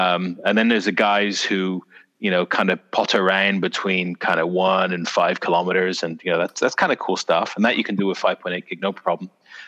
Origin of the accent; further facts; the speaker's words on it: South West England, United Kingdom; people kept thinking I was from Canada or Ireland or something. I was like, no, from bloody Dorset!